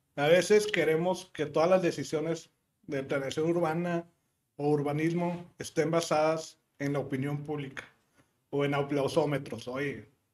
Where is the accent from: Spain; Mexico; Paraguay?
Mexico; Monterrey, Nuevo León; also born or lived in Texas, United States / California, United States; nosotros los que somos regiomontanos